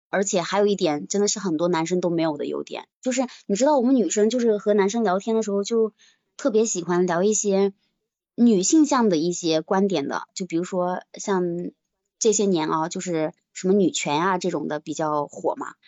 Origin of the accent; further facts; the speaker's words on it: Shiyan, Hubei, China; moved away; also born or lived in Wuhan; 一个是十堰的，就我们家的